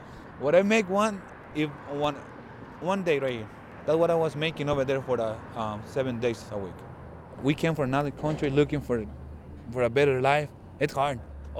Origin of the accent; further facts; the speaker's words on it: Israel; also born or lived in Mexico; now in Tucson, United States; I'm from Israel.